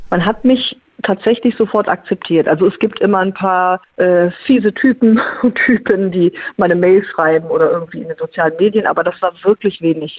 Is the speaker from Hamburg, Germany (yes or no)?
no; Lippe district, North Rhine-Westphalia, Germany; moved away; im Kreis Lippe war, in meiner alten Heimat